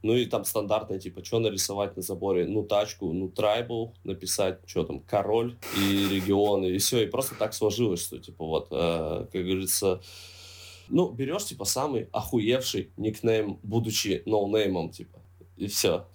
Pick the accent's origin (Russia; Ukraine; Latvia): Russia; Zheleznogorsk, Krasnoyarsk Krai; now in Saint Petersburg, Russia; как же хочется на родину. Ну, правда, знаешь, один день побыть на родине